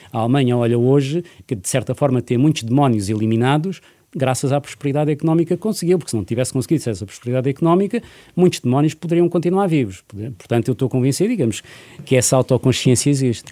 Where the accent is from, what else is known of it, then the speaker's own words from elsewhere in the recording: Portugal; enquanto português